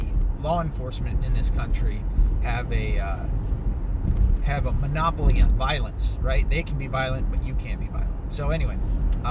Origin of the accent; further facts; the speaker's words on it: the South, United States; accent: Southern; I'm from the South. You know what I mean? I've grown up around these people with that Southern slang or a Southern accent